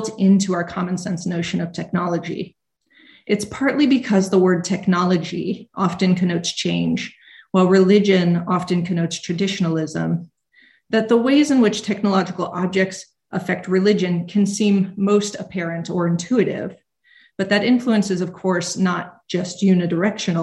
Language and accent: English; United States; I'm American